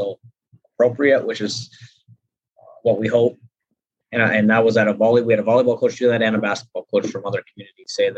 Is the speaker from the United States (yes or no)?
yes; North Dakota, United States; I switched to fifth grade for 3 years back in my hometown